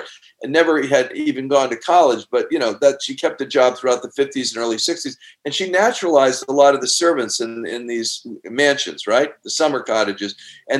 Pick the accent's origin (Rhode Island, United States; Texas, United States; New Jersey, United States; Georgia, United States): Rhode Island, United States; Newport; my memoir of growing up in Newport, Rhode Island